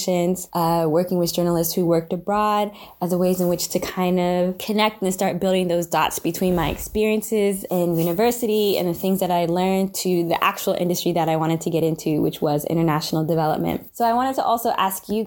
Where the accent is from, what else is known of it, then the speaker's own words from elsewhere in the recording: Sierra Leone; I'm from Sierra Leone as well